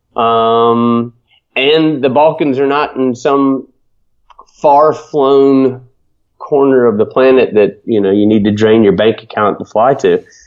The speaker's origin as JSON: {"language": "English", "town": "Atlanta", "region": "Georgia", "country": "United States", "tie": "born or raised there", "moved": "yes", "said": "I grew up in Atlanta, Georgia"}